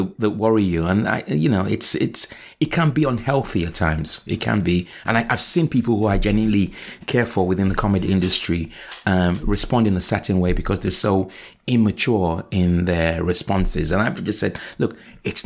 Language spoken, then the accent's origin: English; Nigeria; moved away; also born or lived in Liverpool; I was raised in Nigeria from 1970 to 1985